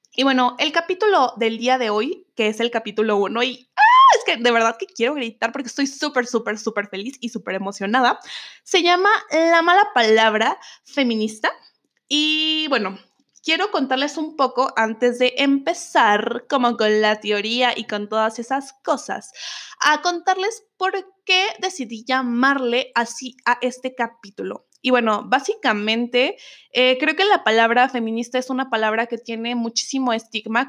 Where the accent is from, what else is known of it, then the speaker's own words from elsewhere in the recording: Mexico; soy de México